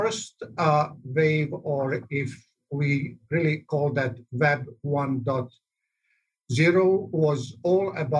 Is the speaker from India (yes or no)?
no; Belgrade, Serbia; now in Arizona, United States; I'm originally from ex-Yugoslavia, Belgrade. Although I have been out since 88, my accent is still there.